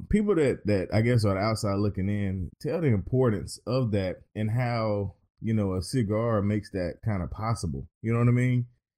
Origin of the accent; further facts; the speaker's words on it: North Carolina, United States; my home state